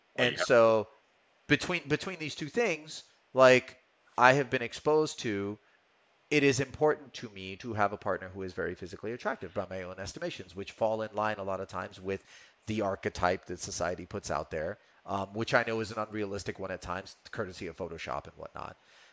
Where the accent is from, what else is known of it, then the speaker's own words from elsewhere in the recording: California, United States; You know, yeah, man, because I come from California.